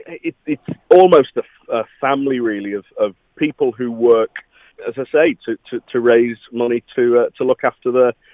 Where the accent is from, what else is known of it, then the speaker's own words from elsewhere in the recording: the Wirral, North West England, United Kingdom; So I'm from the Wirral